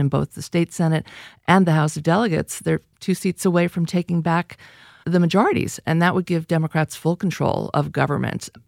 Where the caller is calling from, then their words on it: California Bay Area, United States; calling from California Bay Area